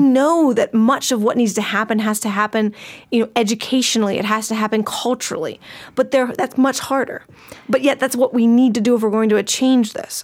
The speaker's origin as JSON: {"language": "English", "country": "United States", "said": "as an American"}